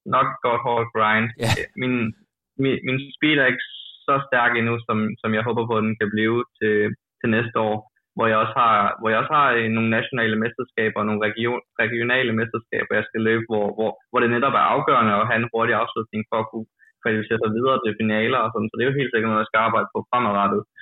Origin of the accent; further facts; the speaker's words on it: Odense, Southern Denmark, Denmark; moved away as an adult; now in United States; på hjemmebane i Odense